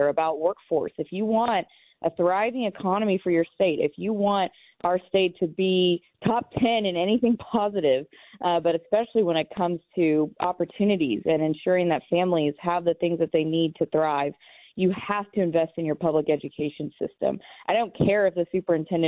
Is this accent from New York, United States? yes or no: no; Lawton, Oklahoma, United States; moved away; I will be in my hometown of Lawton, Oklahoma tomorrow